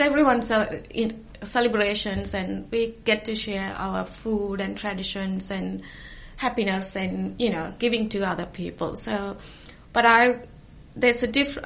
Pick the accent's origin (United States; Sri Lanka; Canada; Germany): Sri Lanka; also born or lived in New Zealand / Australia / Auckland, New Zealand / Tauranga, New Zealand; now in Hawke's Bay, New Zealand; I'm originally from Sri Lanka. We moved to New Zealand. That was in 1995